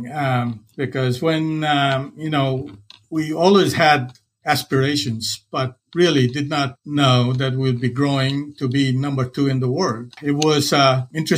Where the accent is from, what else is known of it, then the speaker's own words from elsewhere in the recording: Varanasi, Uttar Pradesh, India; moved away as an adult; I grew up in India. It's a place called Banaras.